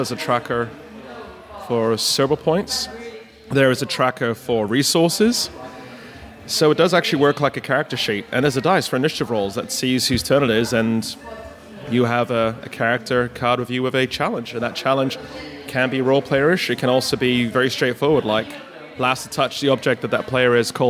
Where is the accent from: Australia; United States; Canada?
Australia; born there; also born or lived in Asia; I'm a born Australian. It's Australian. Dad's Aussie. Mum's Dutch.